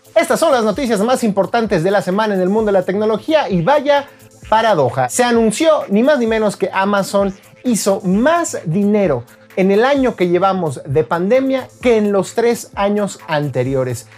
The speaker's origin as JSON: {"language": "Spanish", "country": "Mexico", "said": "nuestros compatriotas, trabajadores mexicanos"}